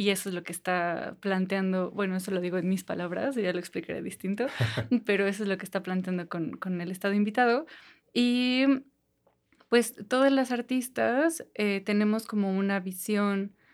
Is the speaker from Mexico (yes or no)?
yes; Toluca, State of Mexico, Mexico